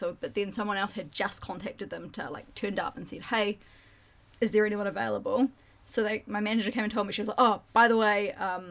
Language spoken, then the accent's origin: English; New Zealand; I'm from New Zealand.